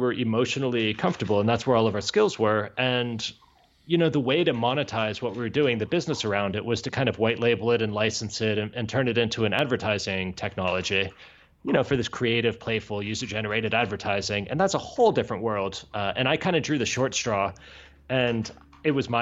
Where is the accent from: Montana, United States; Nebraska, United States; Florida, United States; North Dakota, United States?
Florida, United States; near Miami; accent: American; also born or lived in Georgia; now in Barcelona, Spain; I grew up near Miami